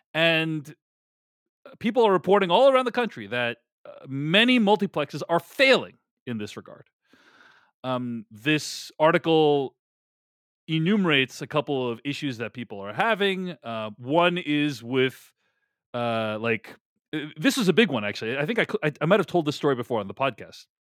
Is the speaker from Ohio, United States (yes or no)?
no; Boston, Massachusetts, United States; my hometown of Boston